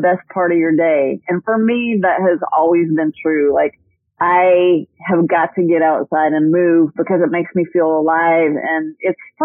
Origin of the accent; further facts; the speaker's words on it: Austin, Texas, United States; I grew up in Austin and I went into journalism, worked for a couple of small newspapers and came back to my hometown to work for the Austin American Statesman